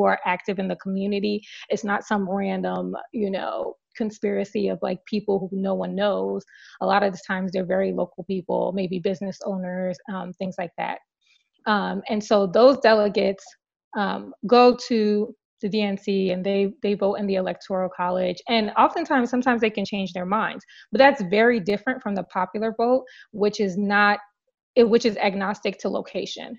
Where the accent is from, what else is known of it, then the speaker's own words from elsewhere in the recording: New Jersey, United States; also born or lived in Washington, D.C.; I was born and raised in New Jersey